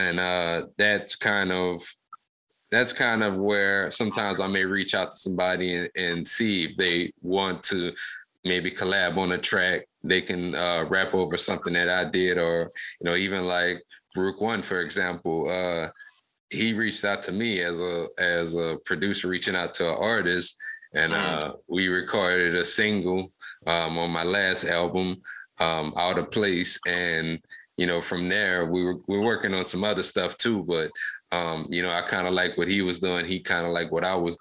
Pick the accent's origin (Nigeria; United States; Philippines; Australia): United States; Lafayette, Louisiana; So I grew up actually in Lafayette, Louisiana in the late 90s.